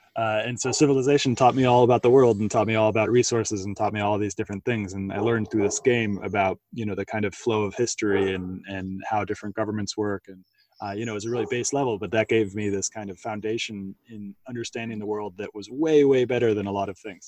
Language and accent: English; United States; accent: American; my American accent